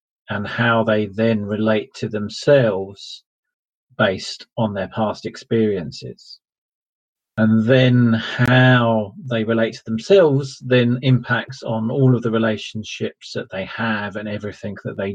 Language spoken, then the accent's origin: English; Ilford, London, United Kingdom; moved away as an adult; also born or lived in Essex; I grew up in a place called Ilford, which is in East London and on the Essex